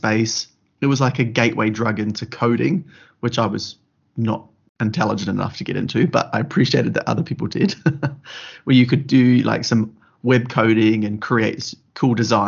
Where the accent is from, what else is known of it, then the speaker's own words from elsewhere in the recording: New Zealand; growing up in New Zealand and country New Zealand